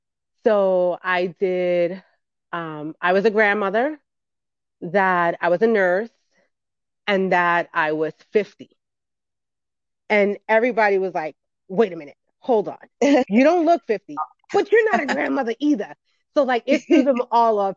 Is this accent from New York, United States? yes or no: yes; New York City, New York, United States; I grew up in the Bronx, New York